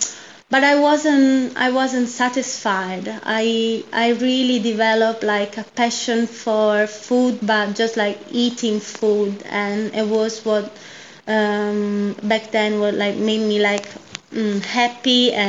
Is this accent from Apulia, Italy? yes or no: yes; Ceglie Messapica, Apulia, Italy; I grew up in the south, in a region called Puglia, and exactly in a little town of 20,000 people called Ceglieme Sapica, which is, basically towards the middle of Puglia region.